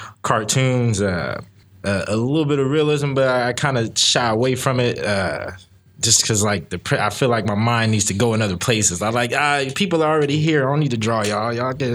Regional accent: Sacramento, California, United States; I'm from Sacramento.

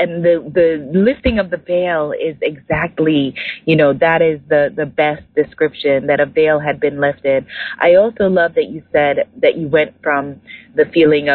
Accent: New York, United States; I'm from New York and I love London because it's very much the same energy that I grew up

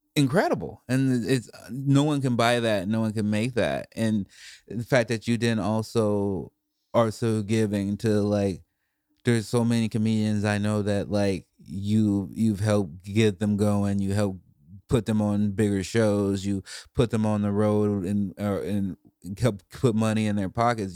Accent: Chicago, Illinois, United States; moved away; also born or lived in Portland; I grew up in Chicago, too

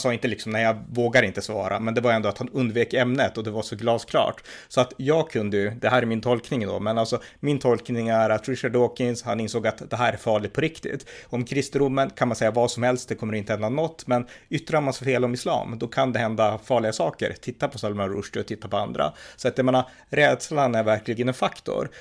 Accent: Örnsköldsvik, Västernorrland County, Sweden; här i min stad i Övik där jag växte upp

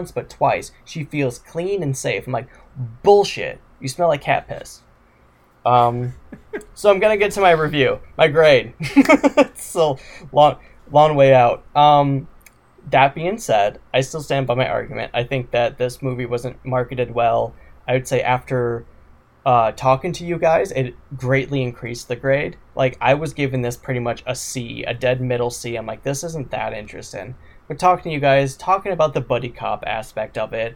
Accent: Wisconsin, United States; I'm from Wisconsin

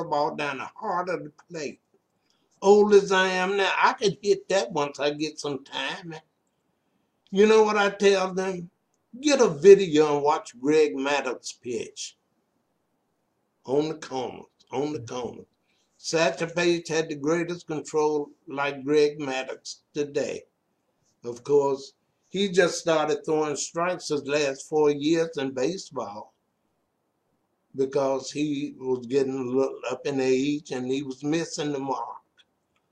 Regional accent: Roanoke, Virginia, United States; I am from Pinkett's Court on the outskirts of Roanoke.

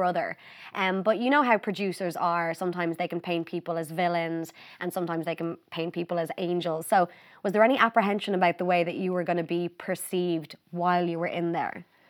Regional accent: Ireland

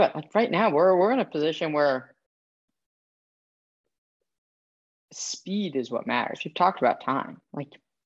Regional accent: San Francisco, California, United States; I grew up in San Francisco

